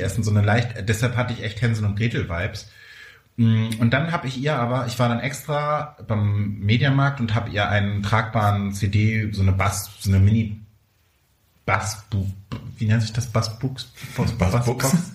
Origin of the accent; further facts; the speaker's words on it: near Neubrandenburg, Mecklenburg-Vorpommern, Germany; moved away; in der Nähe von Neubrandenburg, in Mecklenburg-Vorpommern, in der Nähe meiner Heimat. Ich fühle mich zu Hause